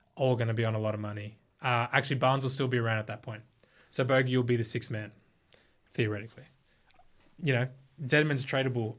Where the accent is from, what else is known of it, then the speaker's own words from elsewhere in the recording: Australia; in Australia, we've got two cities that are, like, huge